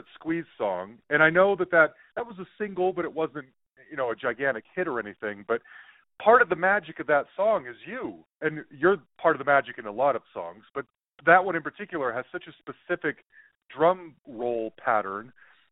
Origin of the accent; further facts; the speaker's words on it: Salt Lake City, Utah, United States; moved away; I am originally from Salt Lake City, Utah